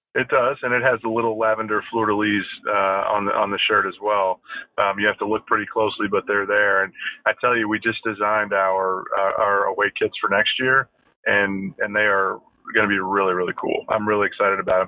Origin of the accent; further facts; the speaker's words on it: Louisville, Kentucky, United States; I'm born and raised in Louisville, Kentucky